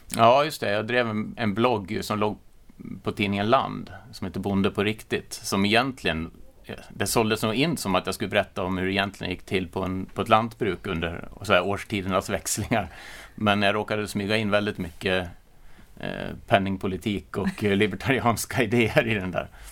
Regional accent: Orsa, Dalarna County, Sweden; accent: Dalarna dialect; jag är från Dalarna, men sen att man, eller jag kommer från en gård som har gått i släkten i åtminstone sedan 1850

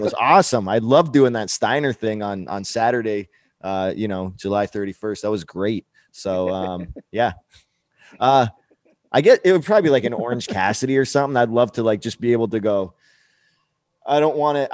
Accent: Canada; now in United States; the most like un-Canadian thing I did. The day I became an American citizen

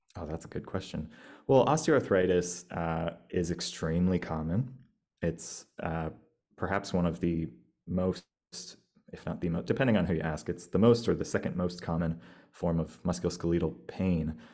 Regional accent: United States; moved away as an adult; now in Australia; I'm an American

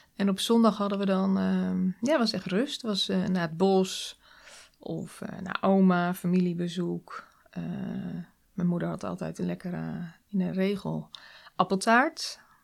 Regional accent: Nieuwleusen, Overijssel, Netherlands; Nieuw-Leuzen. Dat ligt, eh, het is een dorpje in de buurt van Zwolle

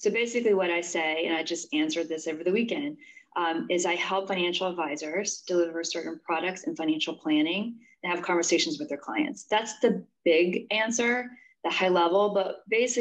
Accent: West Virginia, United States; I am originally from West Virginia. I grew up in the mountains of West Virginia.

